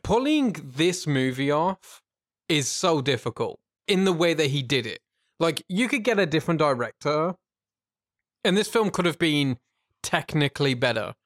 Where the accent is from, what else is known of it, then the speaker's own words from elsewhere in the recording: United Kingdom; from the U K.